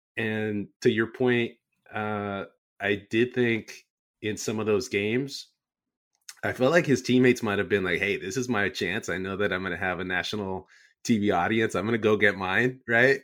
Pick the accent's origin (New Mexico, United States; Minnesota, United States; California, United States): California, United States; San Jose; born and raised in San Jose